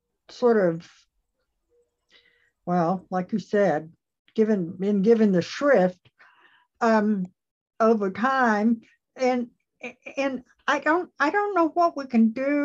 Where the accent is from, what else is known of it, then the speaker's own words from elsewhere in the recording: East Tennessee, United States; I was born and raised here in East Tennessee